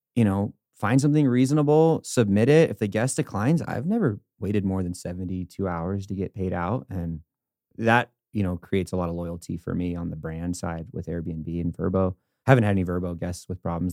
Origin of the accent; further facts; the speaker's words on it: California, United States; now in Denver, United States; I'm from California originally